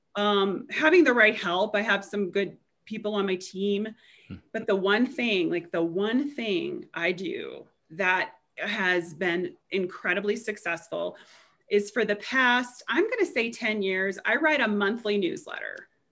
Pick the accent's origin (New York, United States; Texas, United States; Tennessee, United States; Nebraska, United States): Nebraska, United States; also born or lived in Chicago, Illinois; now in Frisco, United States; growing up in Nebraska